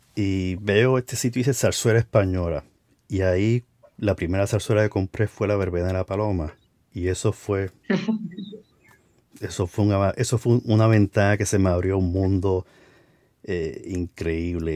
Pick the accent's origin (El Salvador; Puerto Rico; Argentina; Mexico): Puerto Rico; donde yo nací, que fue en Puerto Rico